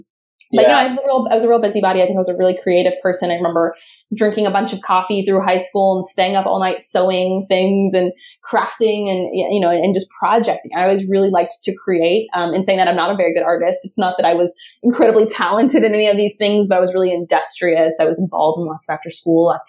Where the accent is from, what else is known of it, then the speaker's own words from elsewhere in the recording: Southern California, United States; now in San Diego, United States; I grew up in Southern California, kind of a little bit all over, but a little bit outside of Los Angeles